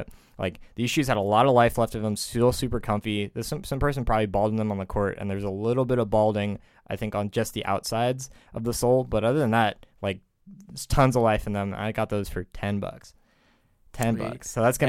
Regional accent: Bay Area, California, United States; I come from the Bay Area.

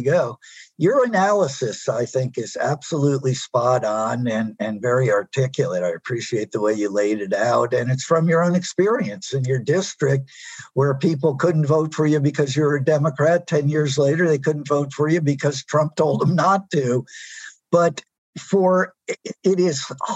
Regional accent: Pennsylvania, United States; my home state

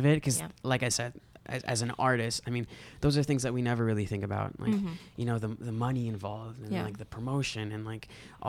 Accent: United States; moved away as an adult; also born or lived in Agusan del Norte, Philippines; now in Manila, Philippines; growing up in the States and being so removed from Filipino culture for a long time, because in my high school, like, me and my brother were the only Filipino kids in the school. And there were no Filipino neighbors. There were no Filipino anything.

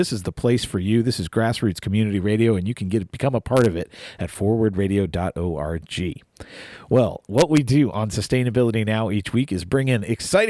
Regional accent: Virginia, United States; now in Kentucky, United States; I grew up in Virginia and enjoyed its wilderness to a great degree, as well as its urbanity.

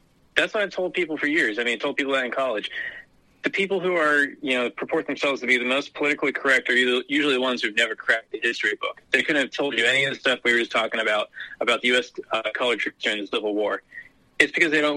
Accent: Maryland, United States; I grew up in Deep Blue, Maryland

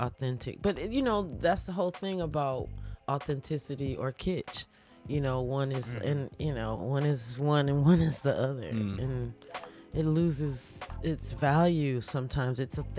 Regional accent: Atlanta, Georgia, United States; I had different moments of my Atlanta experience.

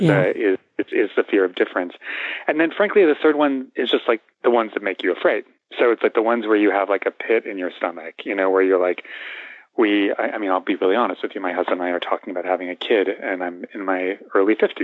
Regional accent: Los Angeles, California, United States; we're both come from Los Angeles

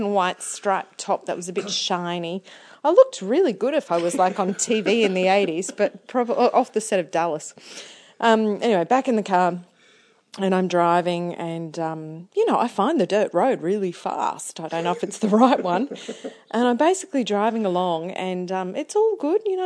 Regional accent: New Zealand; moved away as an adult; also born or lived in Townsville; I come from New Zealand

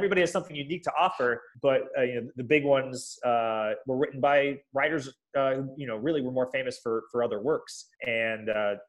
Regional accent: Spain; English is a second language; and dear to my heart as a Spaniard, I could totally understand why they'd be frustrated by that.

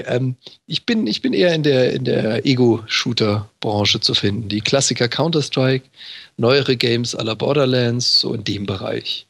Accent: Freiburg im Breisgau, Baden-Württemberg, Germany; moved away as an adult; now in Hamburg, Germany; Ich, ich komme ja gebürtig aus Freiburg im Breisgau

